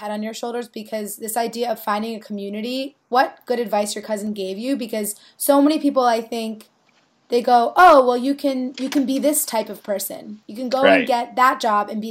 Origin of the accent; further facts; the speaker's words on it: Connecticut, United States; We grew up on the East Coast in Connecticut